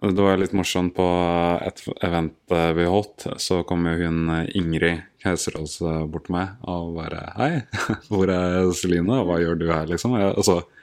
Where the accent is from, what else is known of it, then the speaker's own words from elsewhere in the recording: Oslo, Norway; jeg er født og oppvokst på Ekeberg her i Oslo